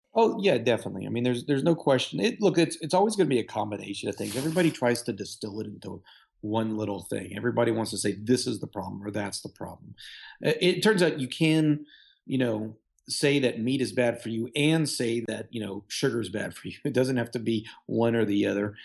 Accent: Houston, Texas, United States; also born or lived in Michigan; I'm from Houston, I did my training in Michigan.

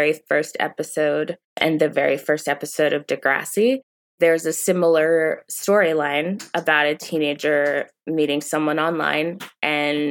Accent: Maryland, United States; as a teenager growing up in Maryland

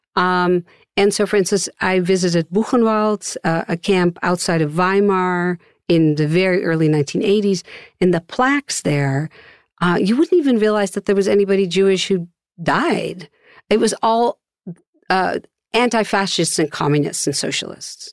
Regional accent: Netherlands; now in Austin, United States; with my Dutch passport

